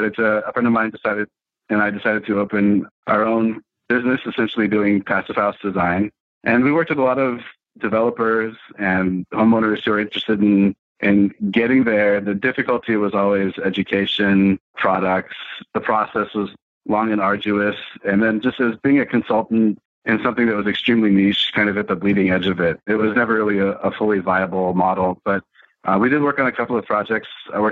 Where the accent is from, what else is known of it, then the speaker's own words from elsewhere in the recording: Germany; also born or lived in Belgium; So I grew up in Germany and Belgium. My dad was in the Air Force.